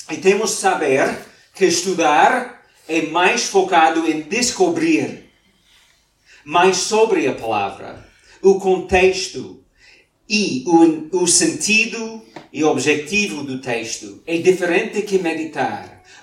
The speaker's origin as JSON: {"language": "Portuguese", "country": "Mozambique", "moved": "yes", "lives_now": "Portugal", "said": "quando nós viemos cá de Moçambique há nove anos, em Moçambique, todos os dias, antes dos nossos filhos irem para a cama, lemos a Bíblia"}